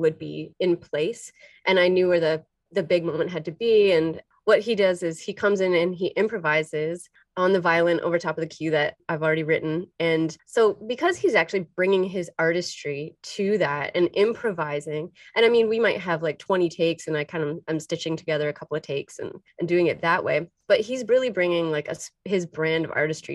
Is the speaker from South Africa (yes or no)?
no; Windsor, Ontario, Canada; I'm from Windsor, and I spent a lot of time in Detroit